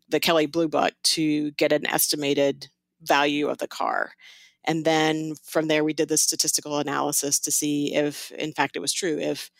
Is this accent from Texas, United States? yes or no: yes; Houston, Texas, United States; moved away as an adult; now in Las Vegas, United States; I grew up in Houston, Texas